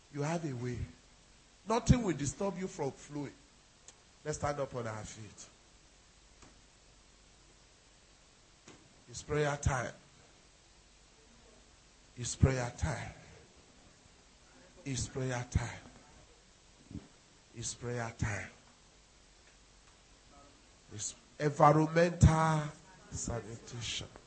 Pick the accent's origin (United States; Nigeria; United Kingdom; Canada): Nigeria; I'm a Nigerian